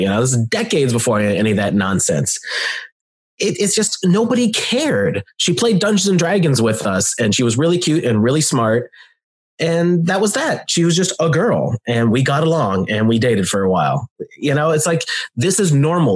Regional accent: Pennsylvania, United States; moved away as an adult; now in Louisiana, United States; I'm from Pennsylvania, but I've been living in Louisiana for almost ten years

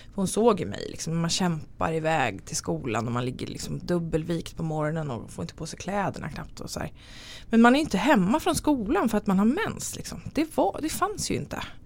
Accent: Tyresö, Stockholm County, Sweden; now in Nacka, Sweden; Jag är från Stockholm, eller utanför Stockholm. Jag är född i Tyresö, men eh, bor i Nacka

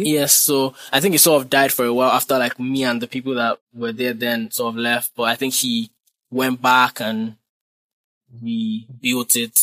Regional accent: Nigeria; also born or lived in Ibadan / Ilupeju, Lagos; now in Lagos, Nigeria; being in Nigeria and being a Nigerian.

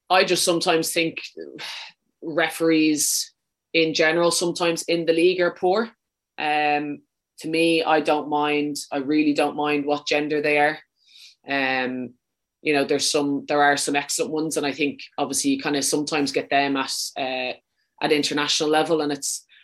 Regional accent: Leinster, Ireland; accent: Dublin; No, I'm from Wicklow. Um, my mom will be very disappointed with that now. She always says I kind of have a bit too much of a Dublin accent.

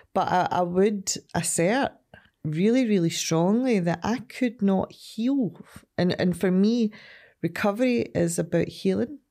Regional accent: Ardrossan, Scotland, United Kingdom; also born or lived in Glasgow / Saltcoats; originally I'm from Ardrossan.

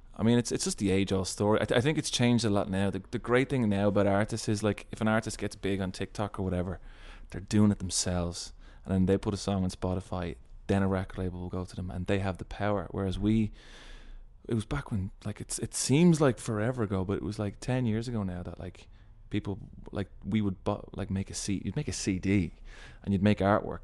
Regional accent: Ireland; we were referred to as the Irish guys.

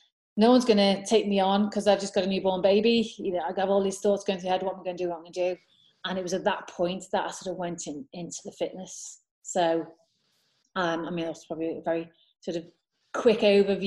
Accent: Liverpool, North West England, United Kingdom; I'm from Liverpool. I grew up in Liverpool

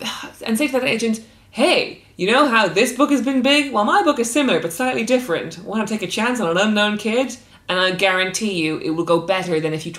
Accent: Cork, Munster, Ireland; when I was growing up in Cork.

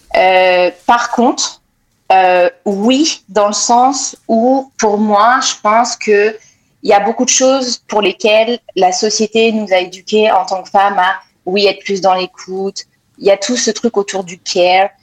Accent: France; moved away as an adult; now in Montreal, Canada; je viens de France, je suis née en France, j'ai grandi en France

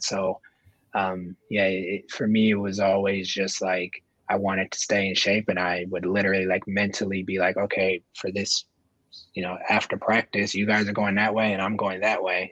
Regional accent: Oakland, California, United States; also born or lived in Marin County, California; I grew up in Oakland and I went to high school in Marin County

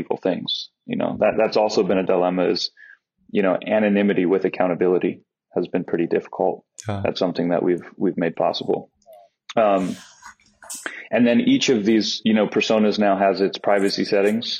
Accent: United States; now in Netherlands; I'm an American citizen.

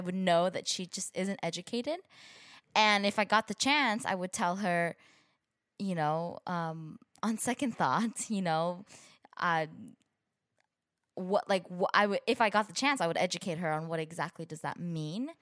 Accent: San Gabriel Valley, California, United States; also born or lived in Brazil; I grew up in the San Gabriel Valley, which is a predominantly Asian community

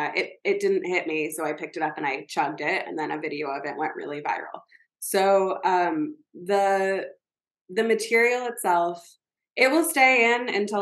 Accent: the South, United States; I grew up in the South, I grew up with people who were very different from me

